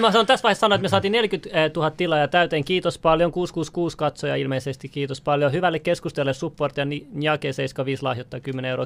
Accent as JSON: {"language": "Finnish", "country": "Finland", "tie": "born or raised there", "also_born_or_lived": "Iran", "said": "mun vanhemmat on Iranista, ne, ne on tullut tänne kiintiöpaikolaisena, et, tota, sille, että niinku, Su- Suomi itse vapaaehtoisesti tarjosi sitten, kun tuli Irak, Ir, Iranin sodan aikana, vanhemmat tuli tänne näin, ja mä synnyin sitten Suomessa"}